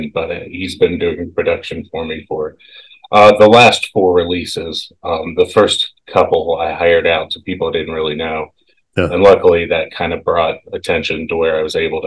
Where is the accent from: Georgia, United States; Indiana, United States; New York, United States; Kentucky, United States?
Georgia, United States; Atlanta; moved away as an adult; now in Christopher, Illinois, United States; I'm from Atlanta, Georgia. I went to college in Illinois. My wife's from around here, so I live here just to be around my wife's family